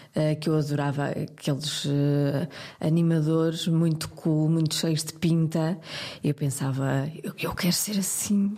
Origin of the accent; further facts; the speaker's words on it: Porto, Norte, Portugal; eu sou do Porto